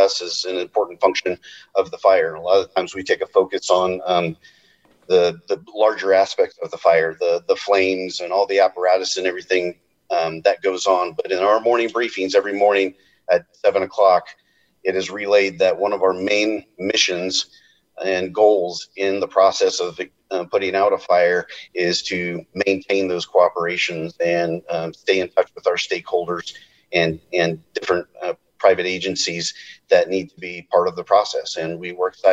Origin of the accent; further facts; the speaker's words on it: Redding, California, United States; I'm from the Reading area